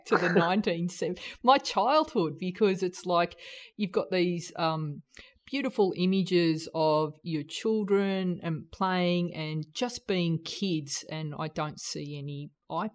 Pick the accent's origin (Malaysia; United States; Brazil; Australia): Australia; also born or lived in New Zealand; that sort of carefree childhood that I had growing up in Australia and New Zealand